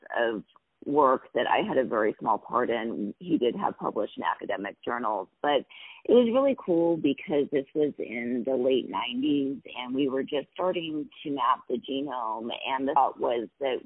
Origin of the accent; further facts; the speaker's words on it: Montana, United States; I'm originally from Montana, and so I grew up in a small ski town about 60 miles south of the Canadian border